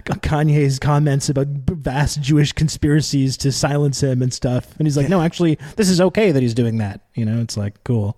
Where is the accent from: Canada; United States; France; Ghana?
Canada; now in Montreal, Canada; I'm Canadian, I'm here in, uh, Montreal